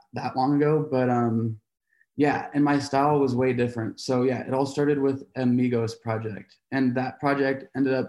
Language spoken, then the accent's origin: English; Seattle, Washington, United States; I'm from Seattle